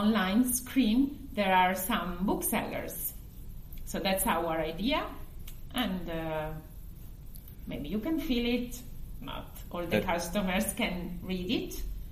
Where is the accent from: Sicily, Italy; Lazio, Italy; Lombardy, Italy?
Lombardy, Italy; Milan; English is a second language; also born or lived in United States / Paris; I grew up in Milan